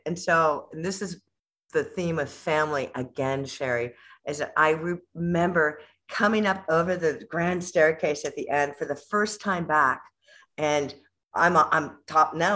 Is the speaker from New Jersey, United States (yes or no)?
no; Whittier, California, United States; I grew up in a, a place called Whittier, California, um, which Southern California